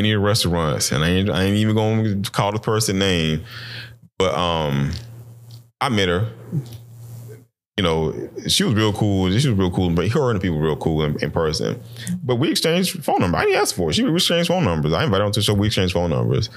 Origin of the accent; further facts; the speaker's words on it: United States; the minute I opened my mouth, oh, I'm American